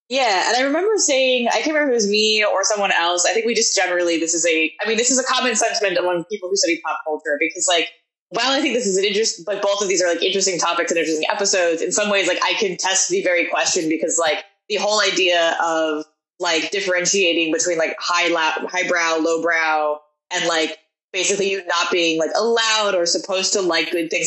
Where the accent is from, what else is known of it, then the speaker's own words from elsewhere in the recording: Portland, Oregon, United States; I come from like I'm from Portland